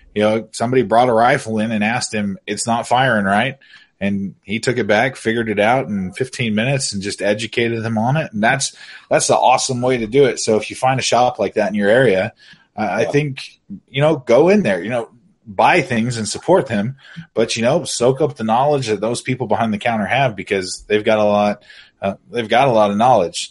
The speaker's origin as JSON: {"language": "English", "region": "Oregon", "country": "United States", "tie": "born or raised there", "said": "I'm an Oregon boy. I grew up in Oregon"}